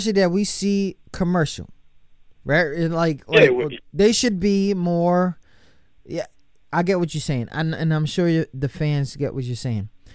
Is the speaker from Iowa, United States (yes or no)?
no; New York City, New York, United States; moved away; my hometown, shout to the whole Harlem